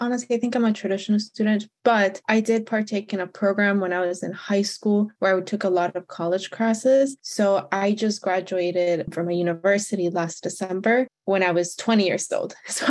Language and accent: English; Texas, United States; I'm from Texas.